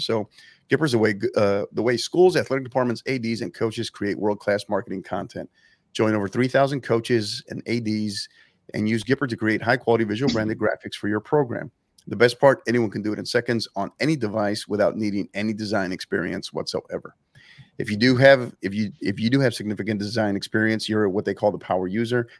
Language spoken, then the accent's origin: English; San Antonio, Texas, United States; my hometown team here, club that I support, season ticket member, San Antonio FC